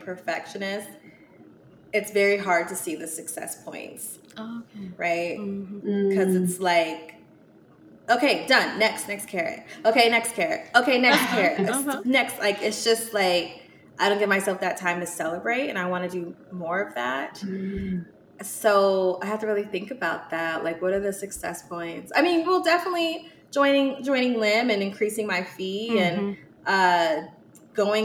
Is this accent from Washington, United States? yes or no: yes; Seattle, Washington, United States; now in Atlanta, United States; I'm from Seattle